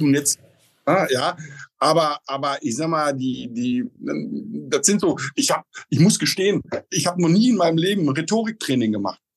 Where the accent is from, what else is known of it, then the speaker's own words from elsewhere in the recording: Oelde, North Rhine-Westphalia, Germany; now in Potsdam, Germany; Ich selber komme gebürtig aus Oelde. Das ist so ein kleiner Ort zwischen Münster und Bielefeld.